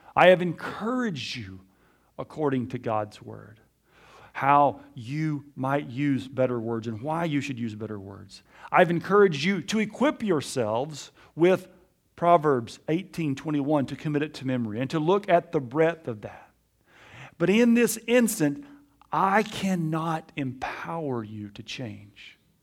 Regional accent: Alabama, United States; I was raised in Alabama in the Bible Belt

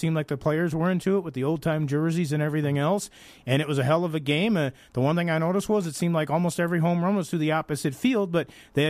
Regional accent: Crystal Lake, Illinois, United States; growing up in Crystal Lake, Illinois

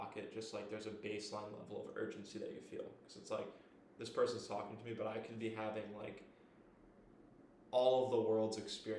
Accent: United States; moved away; also born or lived in Philadelphia, Pennsylvania / Florida; around my hometown, about an hour away

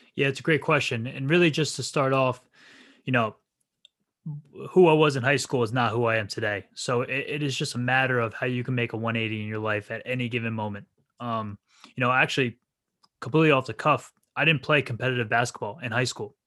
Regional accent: New Jersey, United States; also born or lived in Rhode Island; born and raised in New Jersey

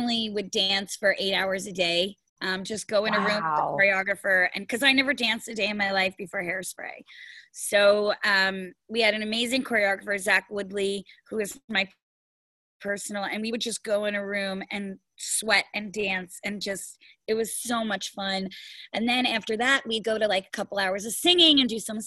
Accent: New York, United States; I have waited as a New Yorker

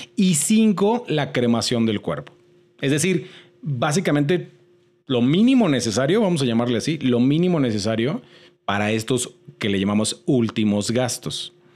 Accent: Mexico; como mexicanos

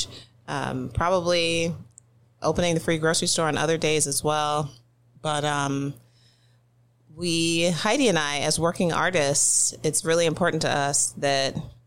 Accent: New York City, New York, United States; I was born and raised in East Flatbush, Brooklyn

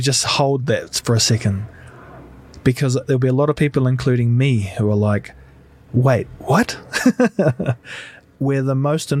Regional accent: New Zealand; because I'm massive and I come from New Zealand

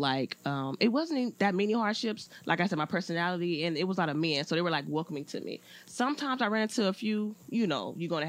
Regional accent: Compton, California, United States; I was born and raised in Compton.

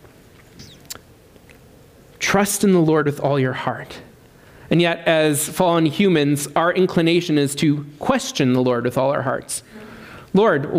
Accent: Swift Current, Saskatchewan, Canada; also born or lived in Amsterdam; I'm staying in Swift Current my whole life

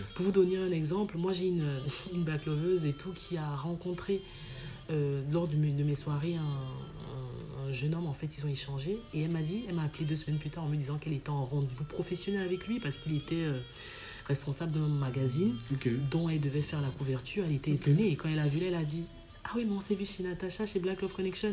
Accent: Cameroon; moved away

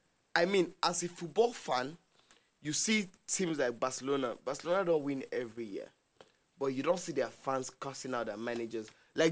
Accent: Nigeria; I'm Nigerian

